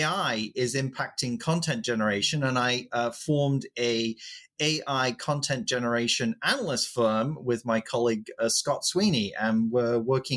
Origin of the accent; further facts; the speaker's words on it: England, United Kingdom; I am English